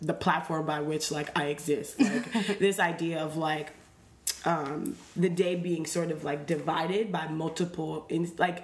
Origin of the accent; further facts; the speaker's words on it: New York City, New York, United States; I grew up on East Fordham.